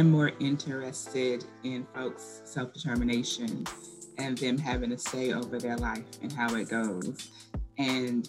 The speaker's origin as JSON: {"language": "English", "town": "Birmingham", "region": "Alabama", "country": "United States", "tie": "born or raised there", "said": "I am from well below the Mason-Dixon line in Birmingham, Alabama. Born and raised"}